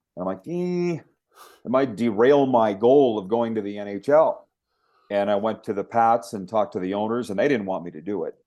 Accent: Regina, Saskatchewan, Canada; Regina, which was basically my hometown

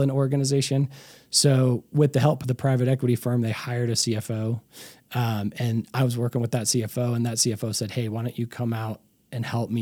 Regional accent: Colorado, United States; also born or lived in Chicago; I'm a, what they call a native in Colorado

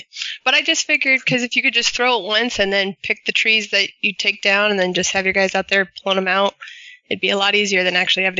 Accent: Oregon, United States; moved away; I'm originally from Oregon

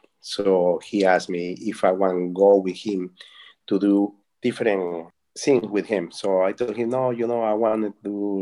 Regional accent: Ica, Peru; English is a second language; moved away as an adult; also born or lived in Lima, Peru; now in Key Biscayne, United States; I was born in Ica, Peru

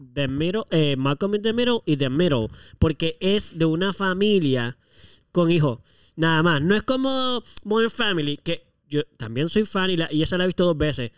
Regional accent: Puerto Rico; como buenos puertorriqueños que somos

